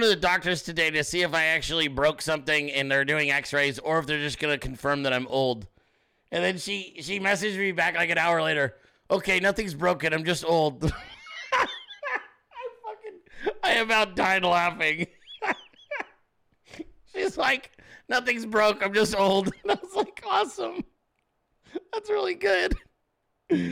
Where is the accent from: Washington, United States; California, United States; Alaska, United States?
Alaska, United States; moved away; I was born in Alaska, okay? My family's all from there.